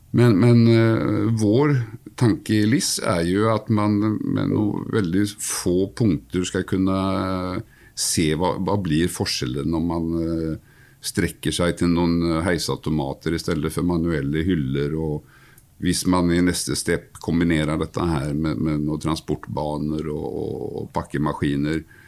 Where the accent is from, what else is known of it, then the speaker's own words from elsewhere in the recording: Sweden; Norwegian is a second language; also born or lived in Gothenburg; now in Norway; Som ni hører, så er jeg jo fra Sverige